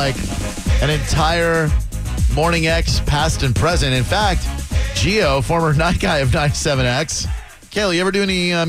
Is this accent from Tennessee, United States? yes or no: no; Orlando, Florida, United States; moved away; I hail from Orlando.